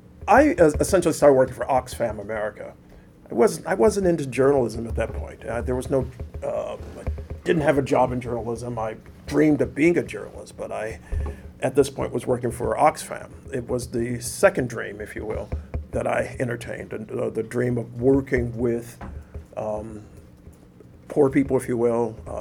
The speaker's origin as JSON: {"language": "English", "town": "Detroit", "region": "Michigan", "country": "United States", "tie": "born or raised there", "moved": "yes", "said": "growing up in Detroit"}